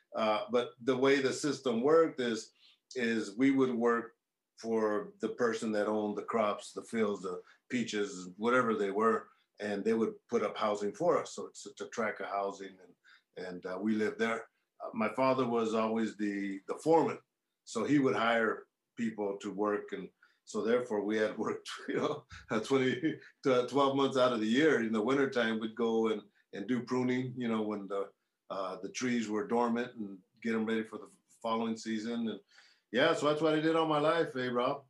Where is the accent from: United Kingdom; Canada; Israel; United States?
United States; Central Valley of California; I grew up in the Central Valley of California, which is considered the agricultural capital of the world